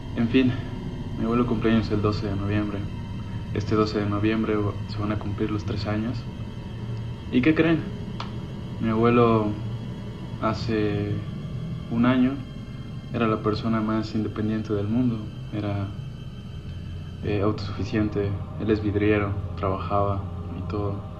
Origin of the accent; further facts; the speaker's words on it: Oaxaca, Mexico; Me crié con mi abuelo en Oaxaca